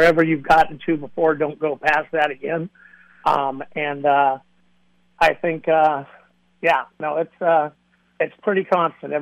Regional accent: Northern California, United States; I'm from Northern California

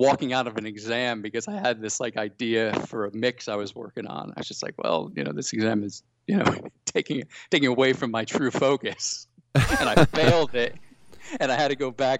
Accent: Connecticut, United States; moved away as an adult; also born or lived in Boston / London; growing up in Connecticut

